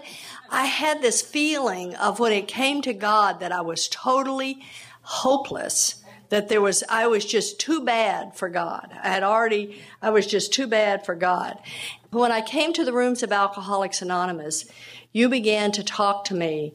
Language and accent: English; Texas, United States; I grew up down in Texas